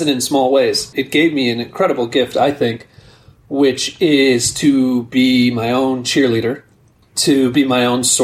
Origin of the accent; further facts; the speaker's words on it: Newark, New Jersey, United States; I was born in Newark, New Jersey